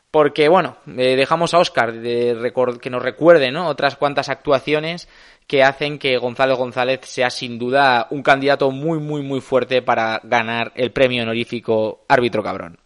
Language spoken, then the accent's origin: Spanish; Escoriaza, Basque Country, Spain; mi pueblo natal, de Escoriaza